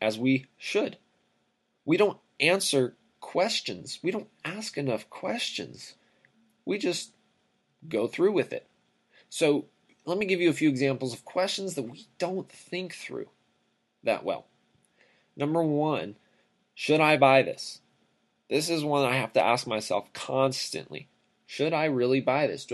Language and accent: English; Riverside, California, United States; I grew up in Southern California, city of Riverside, California